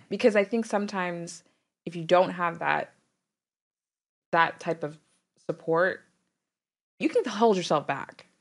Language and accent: English; Dallas, Texas, United States; I'm from Dallas